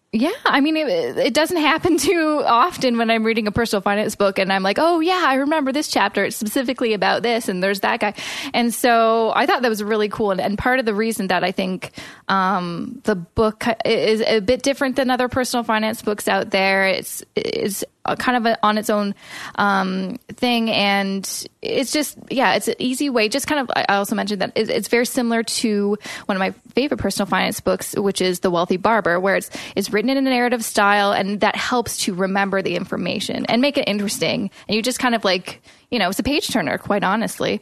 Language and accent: English; Vancouver, British Columbia, Canada; now in Toronto, Canada; We're from Vancouver